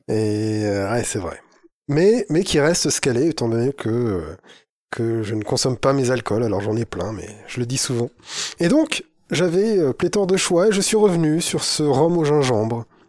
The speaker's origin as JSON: {"language": "French", "area": "the North", "region": "northern France", "country": "France", "said": "Chez nous, dans le Nord"}